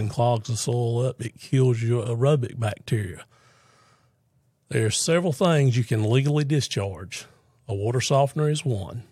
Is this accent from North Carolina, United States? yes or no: yes; Fuquay-Varina, North Carolina, United States; Born and raised in Fuquay